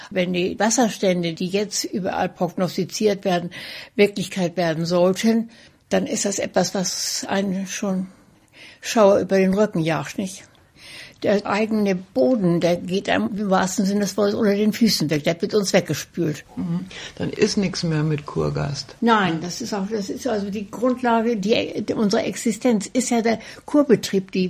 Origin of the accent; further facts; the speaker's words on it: Munich, Bavaria, Germany; Ich komme aus Bayern. Ich komme aus München.